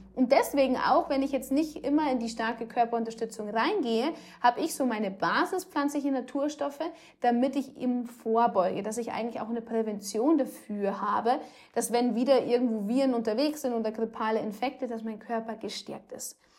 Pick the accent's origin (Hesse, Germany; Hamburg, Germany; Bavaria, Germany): Bavaria, Germany; Rosenheim; bei uns in Rosenheim